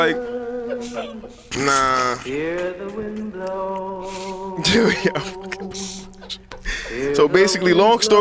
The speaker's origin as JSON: {"language": "English", "town": "New York City", "region": "New York", "country": "United States", "said": "I'm from the BX"}